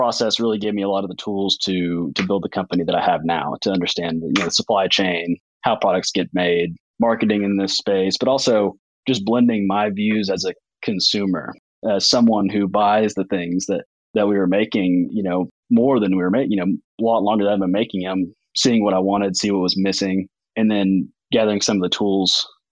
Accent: Fayetteville, Arkansas, United States; also born or lived in New Orleans, Louisiana / Fort Smith, Arkansas; I've been in Fayetteville and then a little brief stint in Fort Smith and grew up in these Ozark Mountains

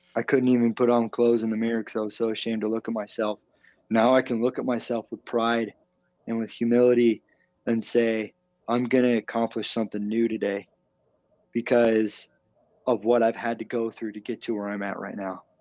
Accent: Arizona, United States; I'm from Arizona.

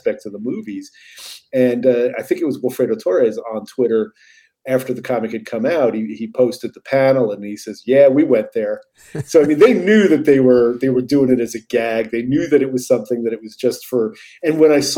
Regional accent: New York, United States; I'm an American. You know, I'm a New Yorker

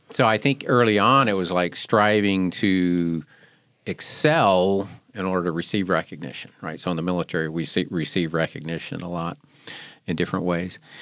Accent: Seattle, Washington, United States; now in Wilmington, United States; I grew up in the Seattle area

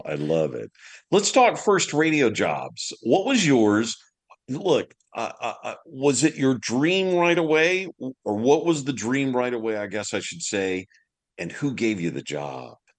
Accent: Deep South, United States; accent: Southern; moved away as an adult; also born or lived in California; I was from the deep South, so I had a, a terrible Southern accent

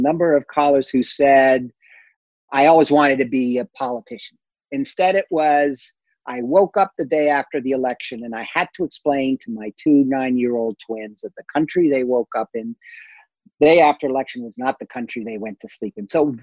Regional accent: United States; moved away as an adult; now in Europe; as an American overseas

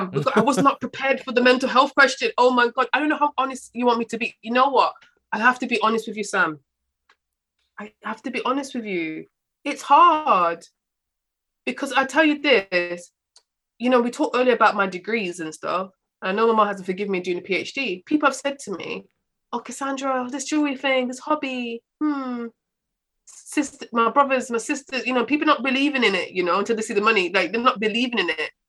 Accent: Jamaica; as a black woman or you know Africa being Jamaican

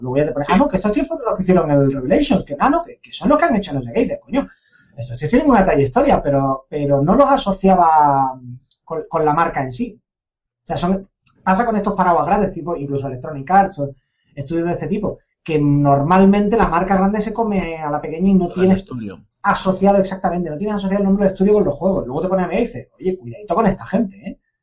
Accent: Andalusia, Spain; moved away; los andaluces somos medio africanos

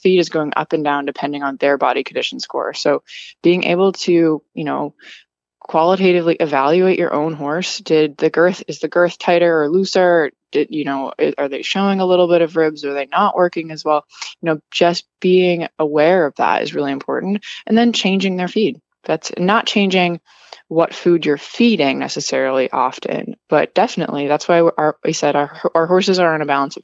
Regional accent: Wisconsin, United States; also born or lived in New York / Massachusetts; now in Florida, United States; I'm originally from Wisconsin

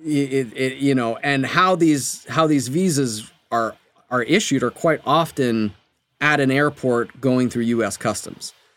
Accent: Canada; moved away as an adult; also born or lived in Berkeley, California, United States; now in Los Angeles, United States; I'm from Canada

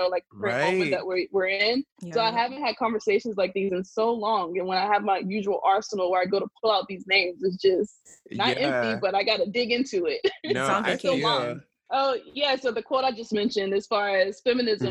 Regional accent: South Carolina, United States; moved away as an adult; also born or lived in Montgomery, Alabama / Cincinnati, Ohio; now in Philadelphia, United States; I'm from South Carolina

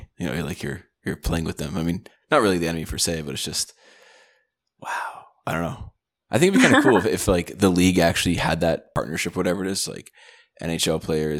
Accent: Toronto, Ontario, Canada; We're from Toronto.

